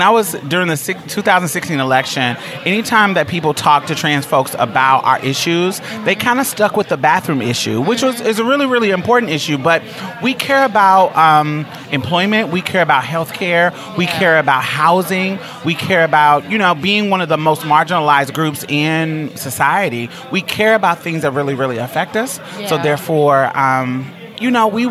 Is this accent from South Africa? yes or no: no; Houston, Texas, United States; I'm from Houston